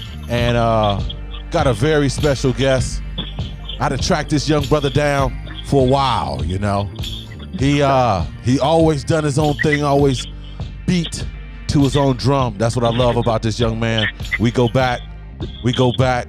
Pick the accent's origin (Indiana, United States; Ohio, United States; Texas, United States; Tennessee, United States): Ohio, United States; Newark; I'm from Newark, Ohio, right. Originally.